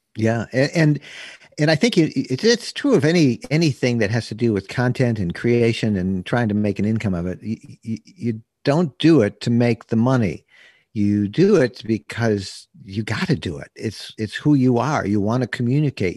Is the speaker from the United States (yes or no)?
yes; Bay City, Michigan, United States; When I was twelve years old, growing up in Bay City, Michigan